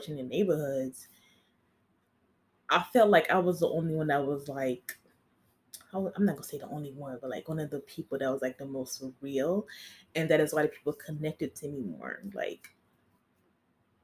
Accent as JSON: {"language": "English", "town": "Miami", "region": "Florida", "country": "United States", "said": "I'm from Miami, and I know the hoods of the hoods."}